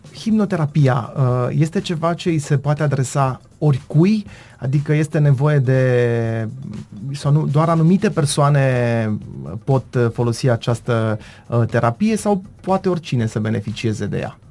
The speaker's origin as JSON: {"language": "Romanian", "town": "Târnăveni", "region": "Mureș County", "country": "Romania", "said": "suntem în Târnăveni"}